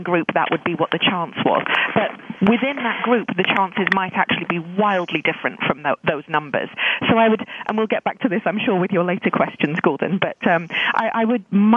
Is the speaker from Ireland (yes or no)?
no; South Wales, United Kingdom; accent: British; moved away as an adult; also born or lived in London; now in Vancouver, Canada; I was born in London and lived in South Wales for most of my youth before moving to Canada in 2001.